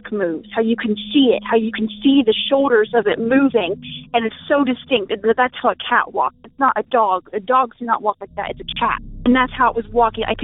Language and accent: English; United States; I'm actually from Washington